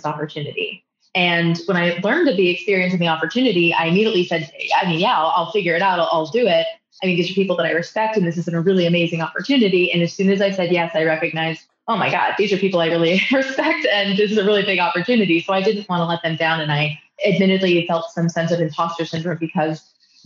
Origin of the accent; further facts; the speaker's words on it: Fort Worth, Texas, United States; my hometown of Fort Worth